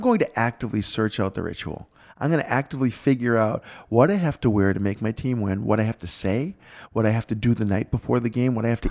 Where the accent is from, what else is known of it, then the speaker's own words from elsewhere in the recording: Boston, Massachusetts, United States; accent: Boston; moved away; I grew up in Boston